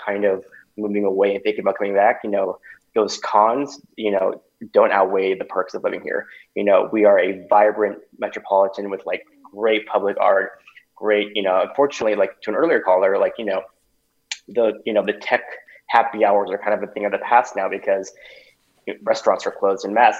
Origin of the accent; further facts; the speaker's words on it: Texas, United States; moved away as an adult; also born or lived in Austin, Texas; now in San Francisco Bay Area, United States; I was born in Texas and kind of had that, that you know, that rearing